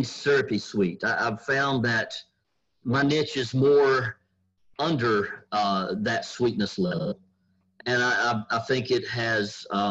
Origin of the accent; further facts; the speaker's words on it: North Carolina, United States; now in Kentucky, United States; I'm originally from North Carolina